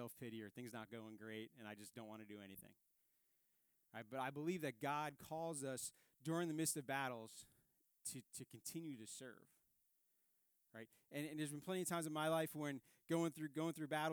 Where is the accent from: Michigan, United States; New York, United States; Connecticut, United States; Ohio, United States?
New York, United States; New York City; moved away; I grew up in Staten Island, New York.